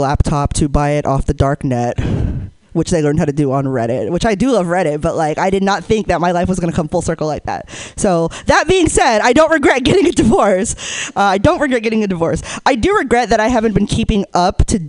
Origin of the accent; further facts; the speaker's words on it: Hayward, California, United States; I grew up in the Bay Area. I grew up in Hayward